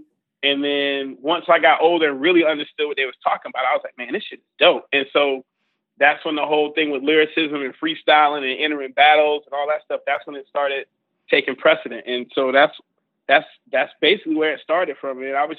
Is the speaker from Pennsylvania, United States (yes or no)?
no; Augusta, Georgia, United States; moved away as an adult; also born or lived in Savannah, Georgia; Well, I was born in Savannah, and then I moved to Augusta when I was a kid.